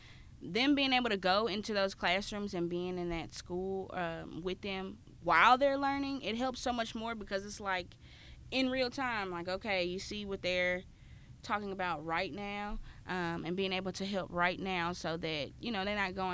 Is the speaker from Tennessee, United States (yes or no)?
yes; Memphis, Tennessee, United States; okay, yeah, I'm from Memphis, everybody, y'all cool, we're all cool.